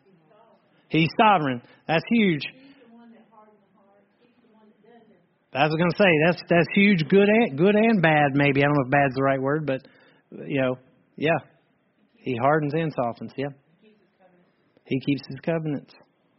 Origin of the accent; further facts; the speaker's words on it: Ireland; I'm an Irish part of the church